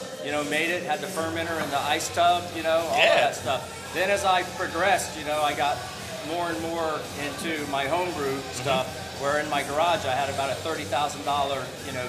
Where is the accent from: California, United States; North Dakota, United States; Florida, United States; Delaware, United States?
Florida, United States; Tampa; moved away as an adult; also born or lived in Lake Worth, Florida; So I'm from Tampa originally my whole life.